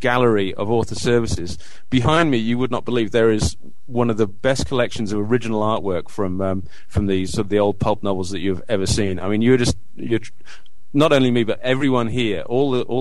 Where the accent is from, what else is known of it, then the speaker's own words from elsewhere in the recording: Orton, North West England, United Kingdom; moved away as an adult; now in Melbourne, Australia; Now I grew up in Orton, which is a little village in Lancashire. But for the past 10 years, I've been living in Melbourne in Australia